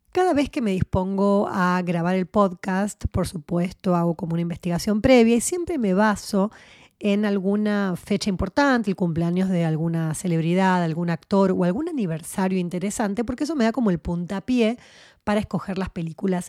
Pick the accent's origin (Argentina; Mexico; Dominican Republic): Argentina; era muy chiquitita cuando se vivió la dictadura en mi país, en Argentina